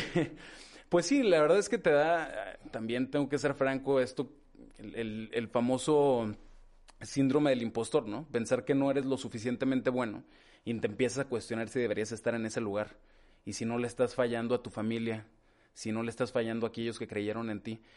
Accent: Torreón, Coahuila, Mexico; moved away as an adult; also born or lived in Gómez Palacio, Durango / Mexico City / New York; yo crecí, nací en, en Gómez Palacio Durango, en Gómez. Eh, soy el mayor, somos dos hermanos, una hermana más chica. Eh, crecimos aquí en Torreón, no obstante haber nacido en Gómez

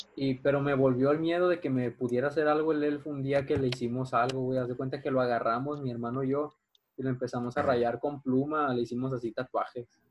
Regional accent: Guadalajara, Jalisco, Mexico; now in Mazatlán, Mexico; cuando yo de morro vivía en Guadalajara

